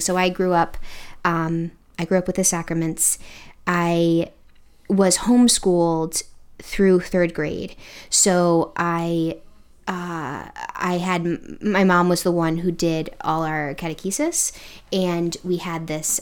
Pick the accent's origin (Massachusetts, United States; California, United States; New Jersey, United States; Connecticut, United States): Connecticut, United States; moved away as an adult; now in Indiana, United States; I am originally from the East Coast. I'm from Connecticut